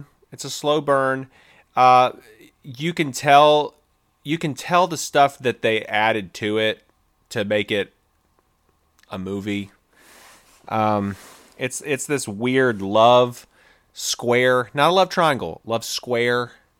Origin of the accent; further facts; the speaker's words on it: Germany; We are both from Germany